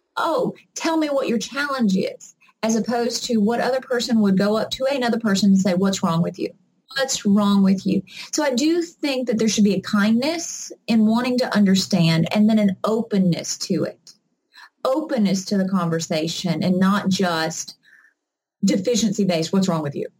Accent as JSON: {"language": "English", "region": "the South", "country": "United States", "said": "I'm from the South"}